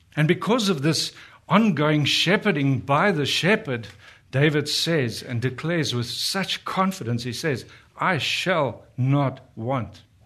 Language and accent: English; South Africa; moved away as an adult; we're from South Africa, been here for four years